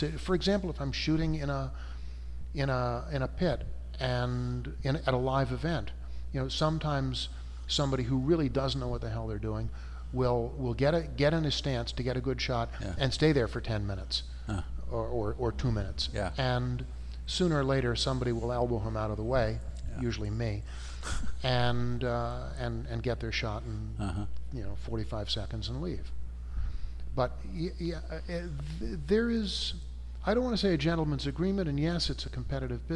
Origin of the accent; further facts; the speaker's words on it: outside of Philadelphia, Pennsylvania, United States; moved away as an adult; now in Portland, United States; I was raised outside of Philadelphia from roughly, I think, 1960 or 61 to when I went off to college in 65.